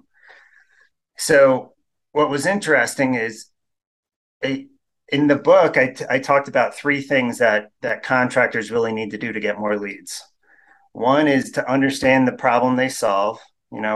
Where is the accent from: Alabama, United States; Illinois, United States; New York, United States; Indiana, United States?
New York, United States; moved away as an adult; also born or lived in Denver; now in Utah, United States; growing up in New York